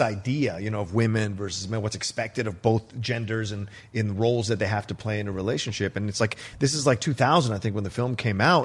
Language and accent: English; Virginia, United States; kid growing up in Virginia